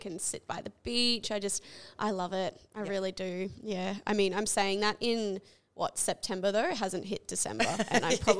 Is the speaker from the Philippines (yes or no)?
no; Canada; moved away; growing up in Canada